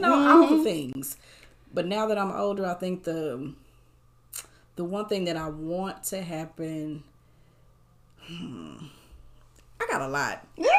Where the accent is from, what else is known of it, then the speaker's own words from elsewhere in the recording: Dallas, Texas, United States; I am born and raised in Dallas, Texas.